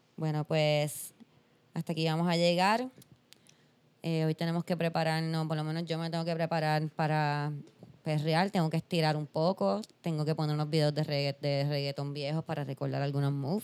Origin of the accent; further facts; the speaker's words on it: Puerto Rico; soy puertorriqueña